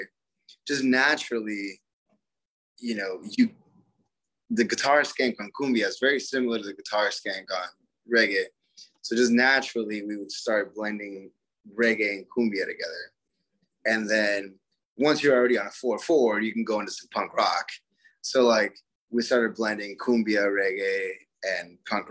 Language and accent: English; Florida, United States; also born or lived in Puerto Rico (ancestry); now in Arizona, United States; so I grew up in Florida. I'm Puerto Rican, and I grew up on salsa music and bachata. And then when I moved to Arizona